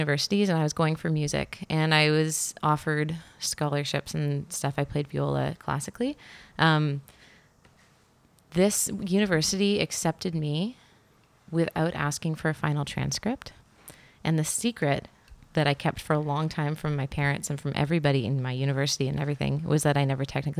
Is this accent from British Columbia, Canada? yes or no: yes; Vancouver, British Columbia, Canada; moved away as an adult; also born or lived in Ottawa; I was born in Ottawa. Okay. But I didn't live there long. I grew up in Vancouver.